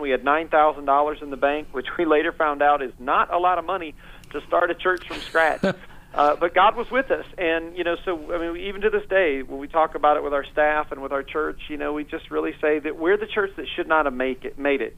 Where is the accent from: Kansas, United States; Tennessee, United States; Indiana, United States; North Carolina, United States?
Indiana, United States; Northeast; moved away as an adult; now in Fort Myers, United States; I was raised uh, in a great home in Indiana, Northeast Indiana